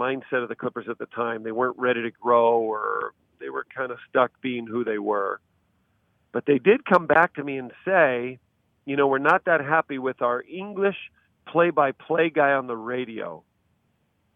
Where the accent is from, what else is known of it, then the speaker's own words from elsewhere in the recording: California, United States; growing up in California